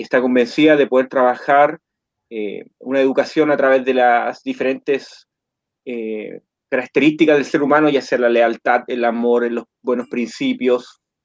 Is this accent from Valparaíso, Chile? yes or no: no; Coquimbo, Chile; soy de Chile, de la cuarta región, región de Coquimbo